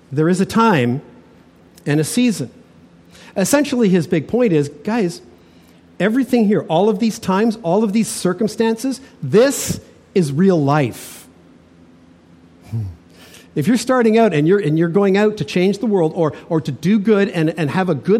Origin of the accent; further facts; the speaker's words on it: Toronto, Ontario, Canada; I had a friend I grew up with in Toronto